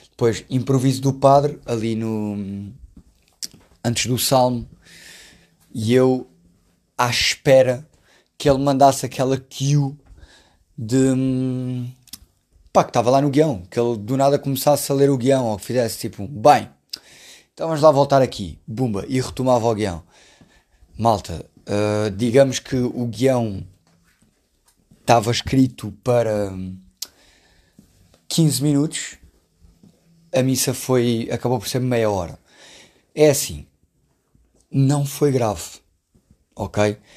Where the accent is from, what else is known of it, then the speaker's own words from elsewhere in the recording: Alentejo, Portugal; eu sou do Alentejo, já.